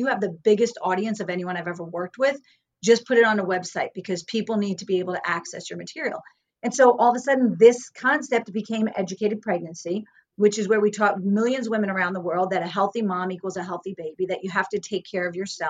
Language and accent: English; New York, United States; now in Woodstock, United States; because I was from New York. I was back here in Woodstock.